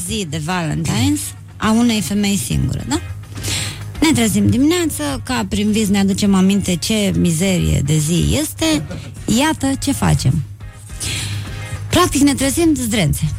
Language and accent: Romanian; Suceava, Suceava County, Romania; m-am născut în Suceava.